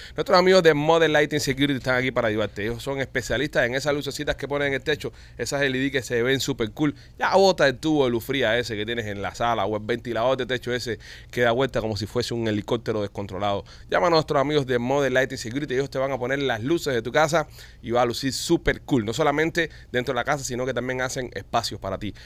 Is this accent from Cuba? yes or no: yes; Cuba; now in Miami, United States; nosotros los cubanos